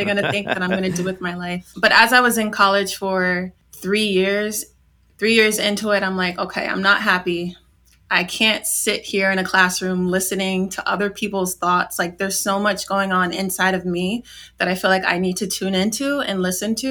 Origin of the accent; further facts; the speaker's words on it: Yonkers, New York, United States; So I was born in Yonkers, New York. I lived very close to the Bronx, New York City, but I can't claim that I'm part of New York City. But I grew up in New York in a low-income community